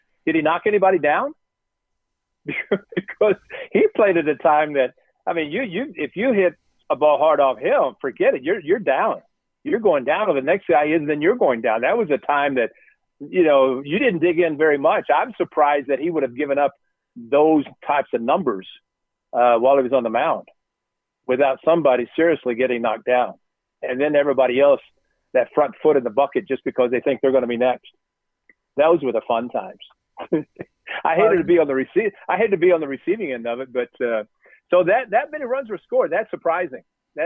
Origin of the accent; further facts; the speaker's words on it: Marion, Illinois, United States; growing up in Southern Illinois and Marion